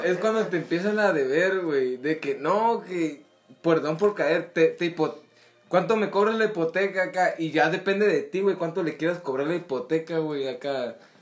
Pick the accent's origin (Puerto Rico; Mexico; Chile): Mexico; Soy mexicano